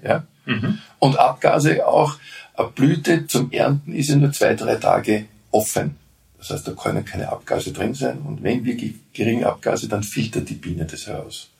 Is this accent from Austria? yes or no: yes; Vienna, Austria; Und als Wiener halt in Wien.